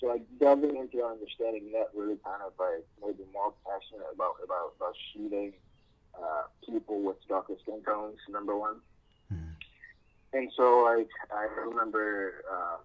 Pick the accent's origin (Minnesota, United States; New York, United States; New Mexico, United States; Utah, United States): New York, United States; New York City; moved away as an adult; also born or lived in Ghana; So I basically lived and grew up in like New York City until I moved out for like college and pharmacy school